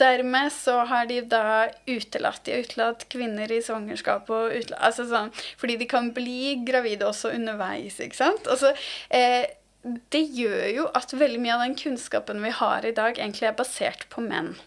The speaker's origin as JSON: {"language": "Norwegian", "town": "Asker", "region": "Akershus", "country": "Norway", "said": "jeg er jo fra Asker"}